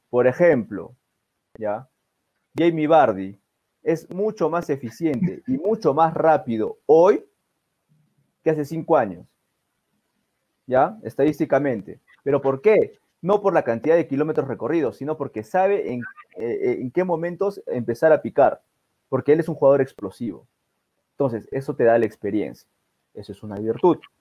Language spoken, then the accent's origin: Spanish; Peru; nosotros como peruanos